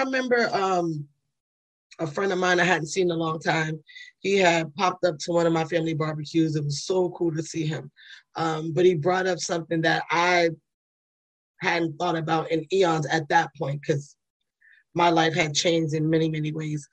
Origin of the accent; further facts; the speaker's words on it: New York City, New York, United States; moved away; I'm from the Bronx, New York